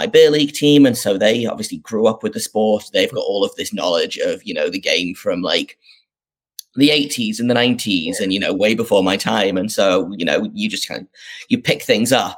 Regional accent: North East England, United Kingdom; I grew up in the northeast of England, if people can't tell from my accent.

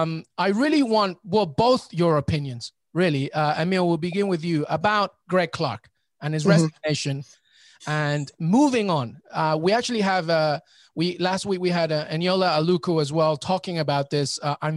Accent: England, United Kingdom; I grew up in England

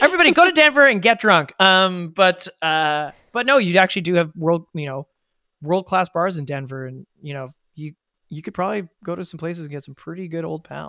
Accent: Ottawa, Ontario, Canada; now in Toronto, Canada; growing up in Ottawa, we didn't have trout streams in Ottawa

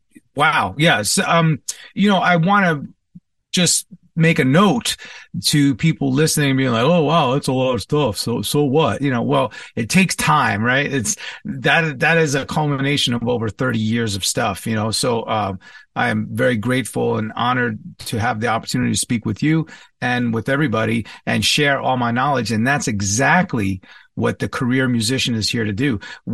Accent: Commack, New York, United States; born and raised for the first part of my childhood in New York, Long Island, or as I like to say, Strong Island, the East Side, the North Shore, Comac, Smithtown, Suffolk County, basically.

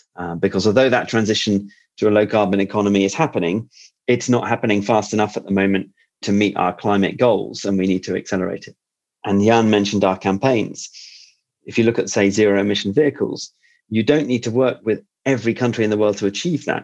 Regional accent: United Kingdom; a Brit like me

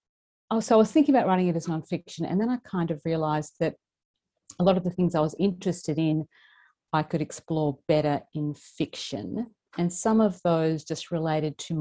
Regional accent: southeast Queensland, Australia; I grew up in Queensland, and I mean, I grew up in the southeast corner

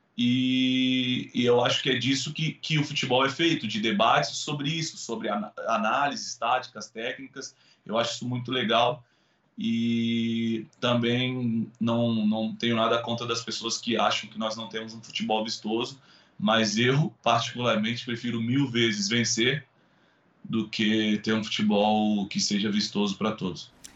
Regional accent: Brazil; nós brasileiros

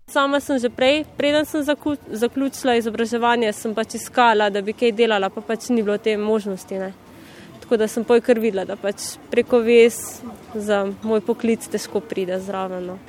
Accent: Cerkno, Slovenia; also born or lived in Ljubljana; prihajam iz Cerkna

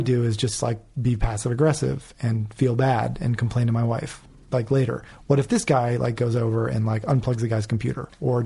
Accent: New England, United States; also born or lived in Los Angeles; now in New York, United States; I'm from East Coast, New England.

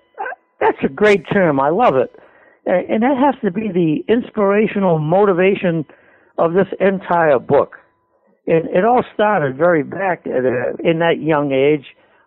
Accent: Lowell, Massachusetts, United States; moved away as an adult; now in Pelham, United States; the South Common, which is a park in Lowell, only 100 yards from where I was born and brought up on Gorham Street.

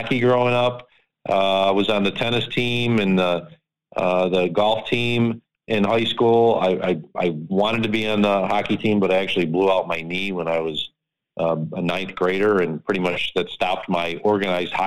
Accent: Lackawanna, New York, United States; I still have friends from when I grew up in Lackawanna

